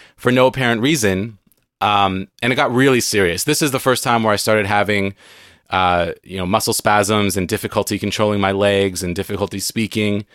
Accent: San Diego, California, United States; moved away as an adult; now in Seattle, United States; I grew up in San Diego. I now live in Seattle

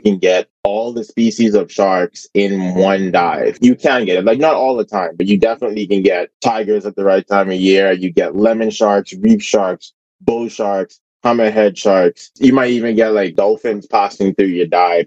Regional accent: Bahamas; I grew up, like as you said, I grew up in the Bahamas

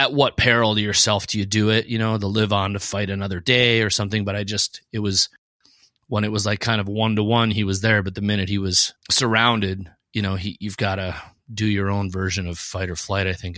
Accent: Fargo, North Dakota, United States; we're originally from Fargo. I still am from Fargo.

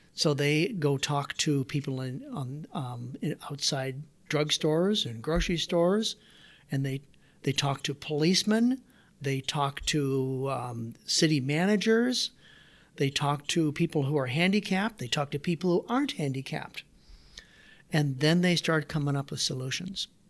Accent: Waterloo, Iowa, United States; also born or lived in Davenport, Iowa; I grew up, so I was born in Davenport, Iowa, did my grade school years in Waterloo. We lived in a 750 square foot house in Waterloo, Iowa

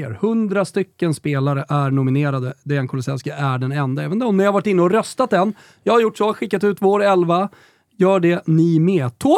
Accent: Värmland, Sweden; Jag är från Värmland.

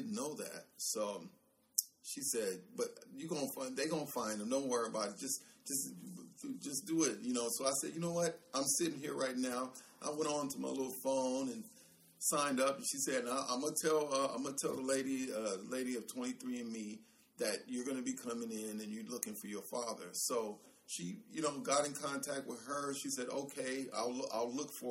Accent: San Francisco, California, United States; growing up in Hunters Point, and then we moved from Hunters Point and began traveling around San Francisco and different parts of the Bay Area

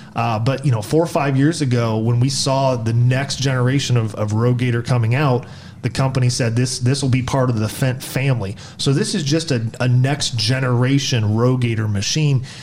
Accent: Black Swamp area, Northwest Ohio, United States; grew up in Northwest Ohio, the the Black Swamp area

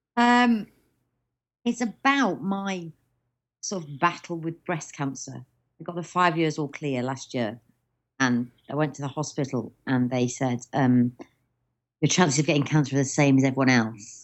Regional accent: Stoke-on-Trent, West Midlands, United Kingdom; also born or lived in Cheshire; now in London, United Kingdom; I'm from Stoke-on-Trent originally, but Mum says to say we're from Cheshire.

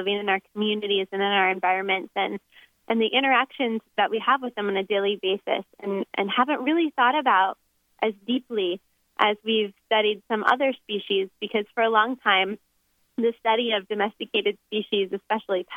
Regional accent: Florida, United States; moved away as an adult; now in Oregon, United States; Originally, I'm from Florida.

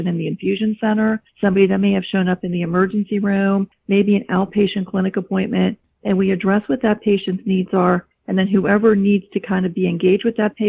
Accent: Italy; So I am from Italy

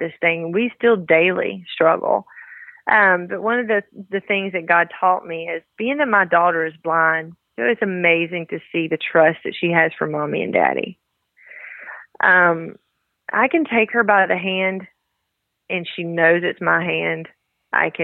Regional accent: the South, United States; accent: southern; as you can tell from my southern accent, I have a little country in me as well.

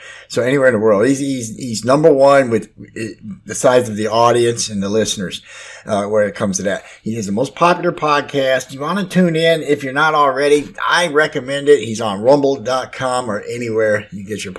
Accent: Detroit, Michigan, United States; where I was raised in Detroit

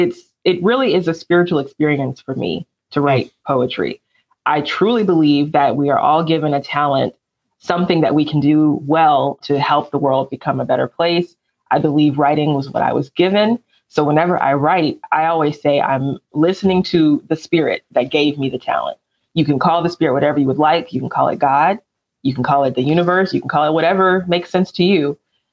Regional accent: Alabama, United States; because I don't really have a Southern accent, they'll ask, oh, so where are you from? And I say Alabama.

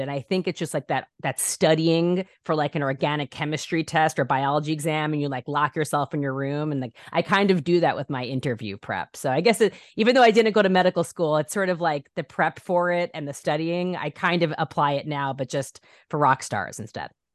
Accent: New York, United States; moved away as an adult; now in Los Angeles, United States; I'm such a New Yorker. I'm such a New Yorker. I said my whole life, I'll never leave New York

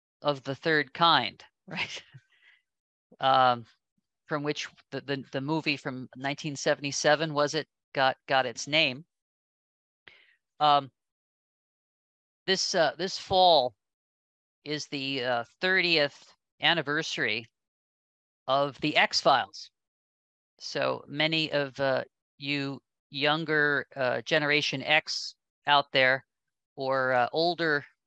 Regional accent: New York, United States; When I was a kid growing up in New York, our house was near the airport

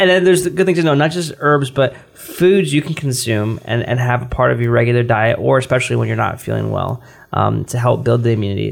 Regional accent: United States; We're American

